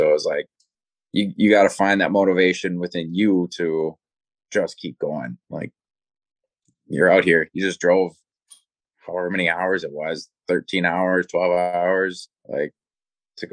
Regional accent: Wisconsin, United States; I'm from Wisconsin

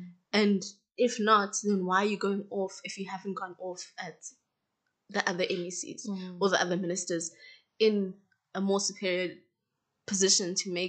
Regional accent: South Africa; As a South African national, you need a visa to go to Ghana

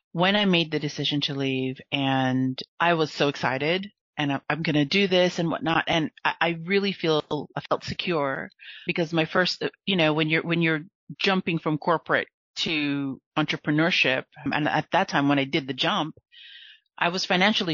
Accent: United States; also born or lived in Philippines (Filipino heritage); now in France; I'm an American in France

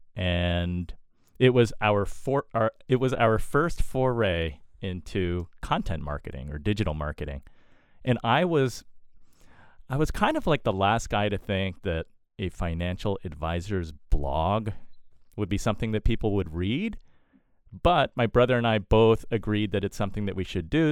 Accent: East Coast, United States; Born and raised on the East Coast

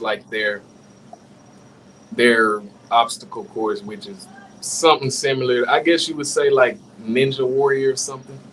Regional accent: Natchez, Mississippi, United States; moved away as an adult; I'm from Mississippi.

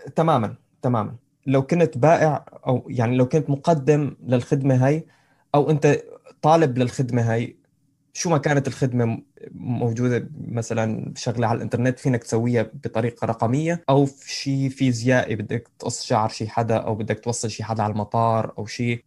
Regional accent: Syria; أنا، أنا سوري

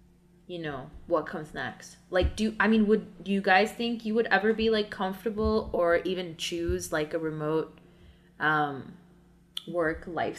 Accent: New York, United States; because you're walking really slowly, and it's like, I'm from New York and it's really bothering me.

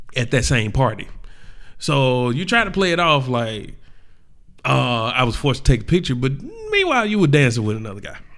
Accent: the South, United States; we are from the South

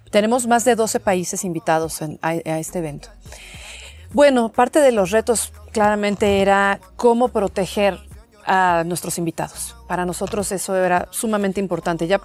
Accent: Mexico; siendo mexicana me encanta estar en, en el país

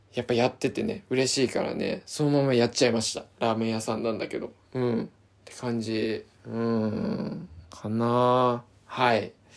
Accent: Izu, Shizuoka, Japan; 自分の地元の伊豆

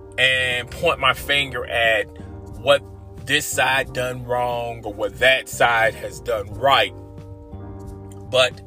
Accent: United States; As we, as American citizens, have suffered enough

